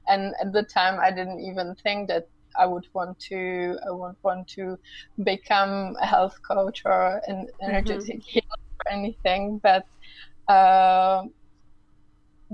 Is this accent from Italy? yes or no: no; Czechia; moved away as an adult; I'm actually from the Czech Republic, so after I came back to the Czech Republic now almost 6 years ago